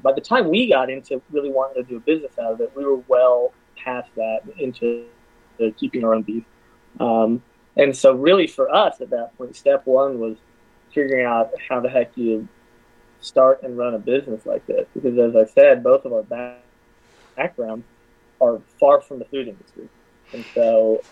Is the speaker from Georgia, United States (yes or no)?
yes; Athens, Georgia, United States; I'm from Athens. This is my home